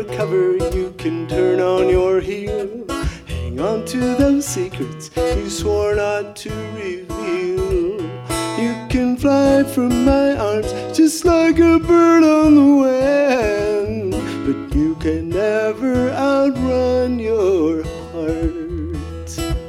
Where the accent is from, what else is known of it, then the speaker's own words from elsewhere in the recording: Waterford, Michigan, United States; I'm from a little township called Waterford, which is suburban sprawl near Detroit.